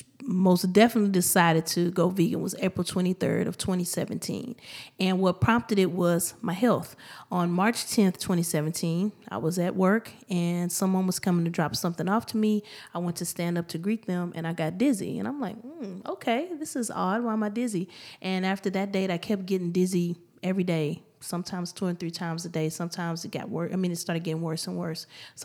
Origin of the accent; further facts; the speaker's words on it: Houston, Texas, United States; I am born and raised in Houston, Texas. Third Ward, to be exact.